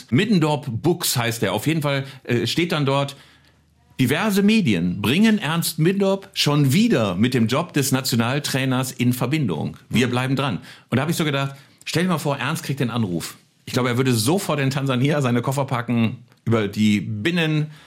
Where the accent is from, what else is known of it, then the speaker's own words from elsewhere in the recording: Bielefeld, North Rhine-Westphalia, Germany; Aufgewachsen in Bielefeld